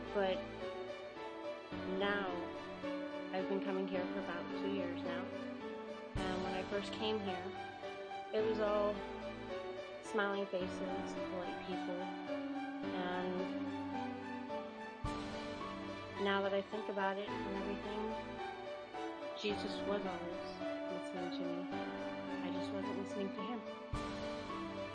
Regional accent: Pittsburgh, Pennsylvania, United States; I was raised in Crafton Ingram in Pittsburgh

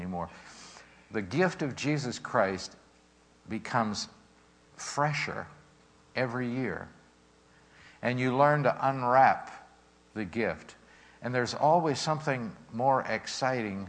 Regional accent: Pittsburgh, Pennsylvania, United States; We're growing up in Pittsburgh, and our parents didn't have anything

